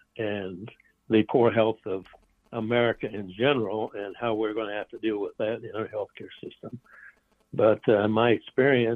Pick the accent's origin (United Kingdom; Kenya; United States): United States; Iowa; moved away as an adult; also born or lived in Chicago; I'm originally from Iowa